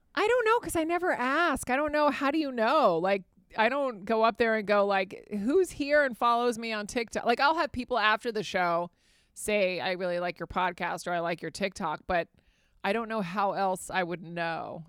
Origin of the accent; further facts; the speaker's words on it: Fairfax, Virginia, United States; also born or lived in Spain; I grew up in Fairfax, Virginia